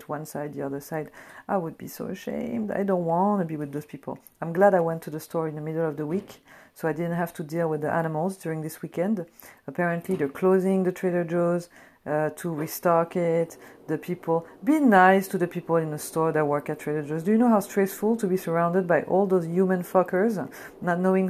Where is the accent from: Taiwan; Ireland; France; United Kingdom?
France; now in United States; I come from France